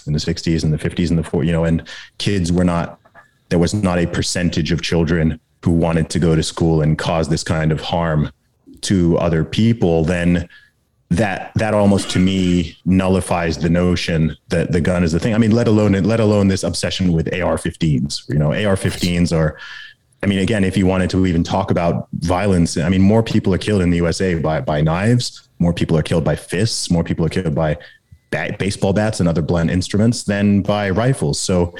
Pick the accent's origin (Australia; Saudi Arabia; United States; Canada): Saudi Arabia; Actually, every Friday, not every Sunday, because I grew up in Saudi Arabia. So Friday is the Sabbath there.